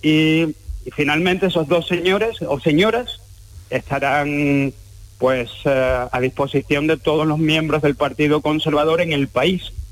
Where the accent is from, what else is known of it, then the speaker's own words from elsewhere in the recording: Cádiz, Andalusia, Spain; now in United Kingdom; soy de Cádiz